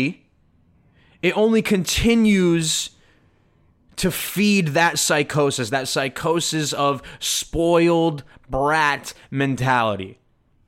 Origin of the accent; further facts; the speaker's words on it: United States; I'm an American